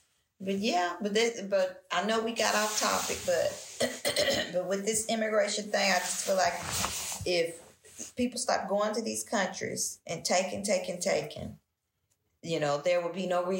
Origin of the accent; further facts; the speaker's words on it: Tennessee, United States; Well, you look, sound like you have a little bit of accent. That's because I'm from Tennessee.